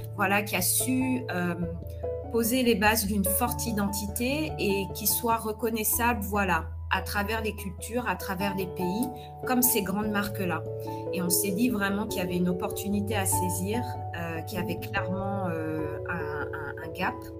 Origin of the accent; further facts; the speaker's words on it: Paris, Île-de-France, France; moved away as an adult; also born or lived in United States / Nigeria; now in Accra, Ghana; je suis d'origine guinéenne mais j'ai grandi à Paris